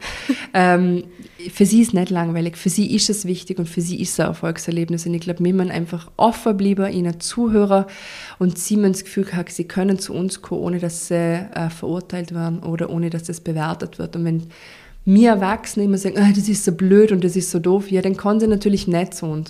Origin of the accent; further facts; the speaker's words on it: Vorarlberg, Austria; bei uns in Vorarlberg